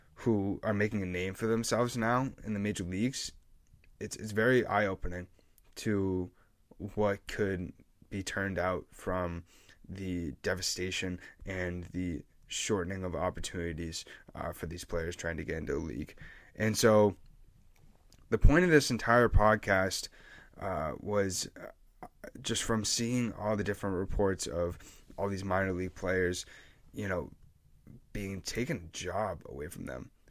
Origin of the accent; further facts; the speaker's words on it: New England, United States; I'm from New England